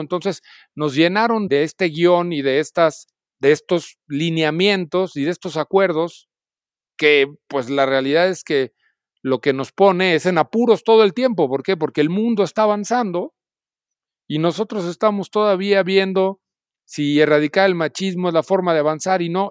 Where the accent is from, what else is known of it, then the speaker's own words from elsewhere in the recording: Celaya, Guanajuato, Mexico; moved away as an adult; now in Mexico City, Mexico; nací en Celaya, Guanajuato